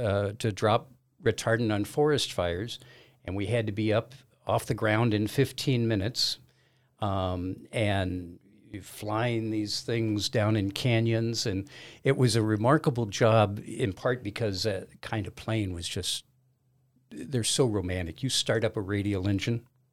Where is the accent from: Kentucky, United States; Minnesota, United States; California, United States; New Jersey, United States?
California, United States; Los Angeles; moved away as an adult; also born or lived in Caribbean; I am originally from Los Angeles, left there in, 72 or 4 or something like that. Moved to the Caribbean, worked on sailboats down there for a couple of years